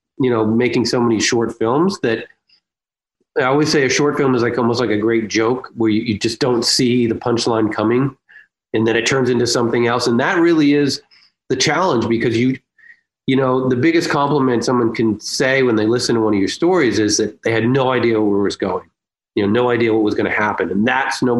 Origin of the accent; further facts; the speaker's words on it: Boston, Massachusetts, United States; accent: Boston; moved away; my Boston roots and bring back my Boston accent